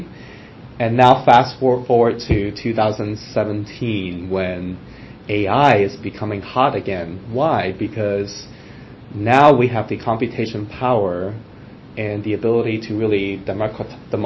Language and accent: English; Hong Kong; now in United States; growing up in Hong Kong, where I was born